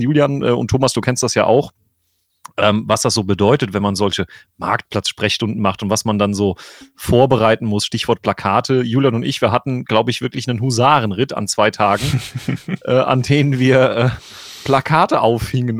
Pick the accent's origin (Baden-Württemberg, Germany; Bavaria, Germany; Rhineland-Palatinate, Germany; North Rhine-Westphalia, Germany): Rhineland-Palatinate, Germany; Gebroth / Winterburg parish; aus meiner Heimatgemeinde